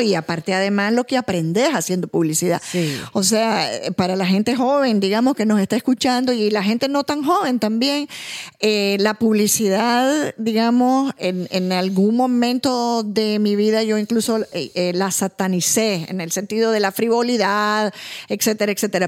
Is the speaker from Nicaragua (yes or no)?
yes; Nicaragua